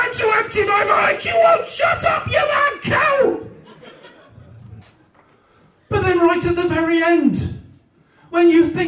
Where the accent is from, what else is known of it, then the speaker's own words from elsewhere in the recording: Newport, Wales, United Kingdom; I'm from Newport in South Wales, and I don't sound like I'm from Newport in South Wales, because, as I said, I'm a bit posh.